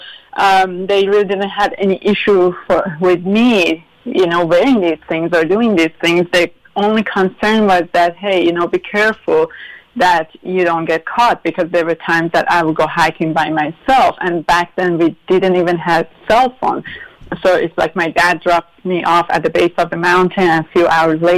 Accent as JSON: {"language": "English", "town": "Tehran", "region": "Tehran Province", "country": "Iran", "tie": "born or raised there", "also_born_or_lived": "Pennsylvania, United States", "second_language": "English", "moved": "as an adult", "lives_now": "United States", "said": "I would go mountain hiking with my dad in north of Tehran, my hometown"}